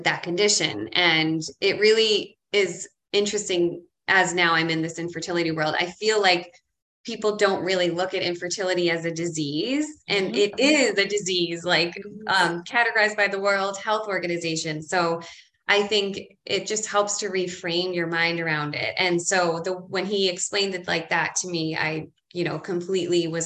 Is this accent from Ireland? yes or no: yes; Ireland; now in Boston, United States; I'm from Ireland and I was raised Irish Catholic.